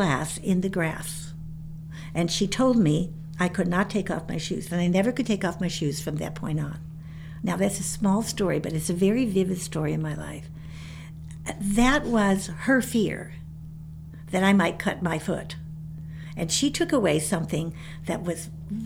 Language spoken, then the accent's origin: English; Chicago, Illinois, United States; When I was a girl living in the city of Chicago